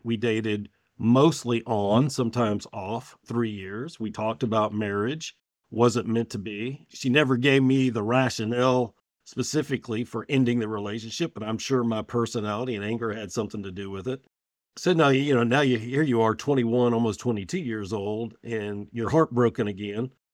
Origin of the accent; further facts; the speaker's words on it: Richmond, Virginia, United States; I was born in Richmond, Virginia